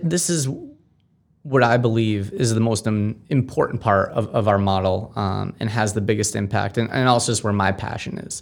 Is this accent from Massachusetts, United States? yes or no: yes; Amherst, Massachusetts, United States; I grew up in Amherst, Mass